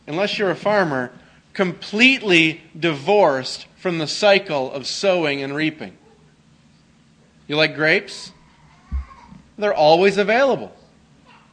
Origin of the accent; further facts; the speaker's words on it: Canada; I grew up in Canada